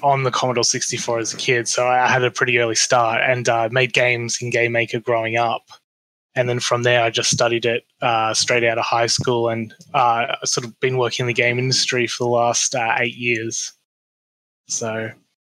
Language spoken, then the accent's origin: English; Australia